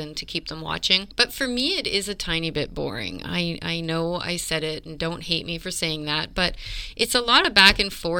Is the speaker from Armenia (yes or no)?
no; Canada; I'm Canadian